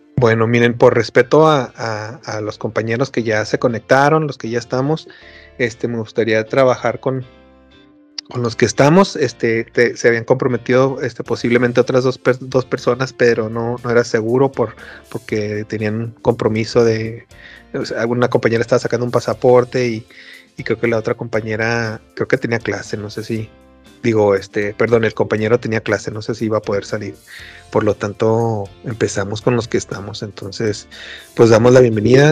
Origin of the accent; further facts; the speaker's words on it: Chihuahua, Mexico; los que somos de Chihuahua